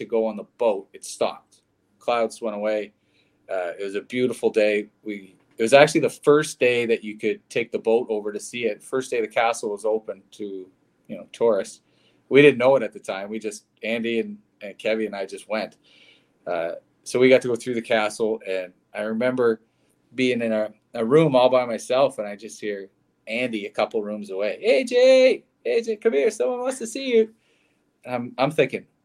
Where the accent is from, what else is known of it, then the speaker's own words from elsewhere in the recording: Antigonish, Nova Scotia, Canada; moved away; my hometown of Antigonish